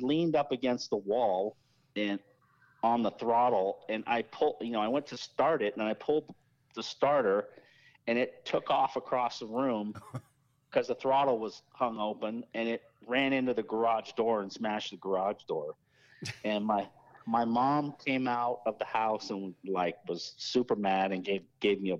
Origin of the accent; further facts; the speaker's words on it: Toronto, Ontario, Canada; I was born in Toronto, in Canada, and my dad was moved to Canada from Ireland with my mom in 67 or 8, and I was born in 69